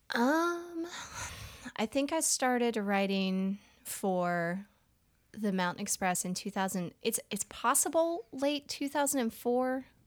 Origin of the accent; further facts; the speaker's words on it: Annapolis, Maryland, United States; also born or lived in Richmond, Virginia; now in Asheville, United States; I was born in Richmond, Virginia. Um, I was raised in Annapolis, Maryland. I've lived in Asheville, North Carolina for twenty years